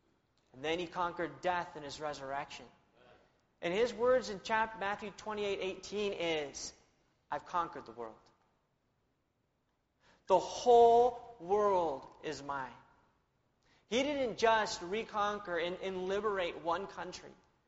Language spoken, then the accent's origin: English; Spain; born there; I was born in Spain, where my parents were missionaries.